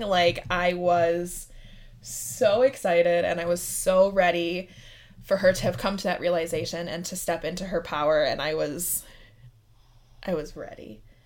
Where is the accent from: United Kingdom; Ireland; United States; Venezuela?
United States; Midwest; I'm from the Midwest